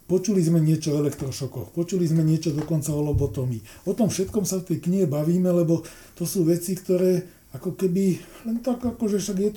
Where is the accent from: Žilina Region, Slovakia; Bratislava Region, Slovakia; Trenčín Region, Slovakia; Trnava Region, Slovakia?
Bratislava Region, Slovakia; Bratislava area; my sme z Bratislavy okolia